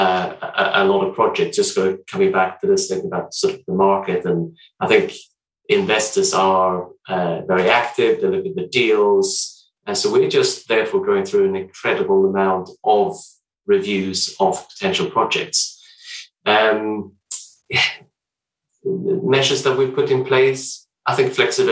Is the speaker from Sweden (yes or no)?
yes; Sweden; moved away as an adult; I'm Swedish, but I've been here for a number of years now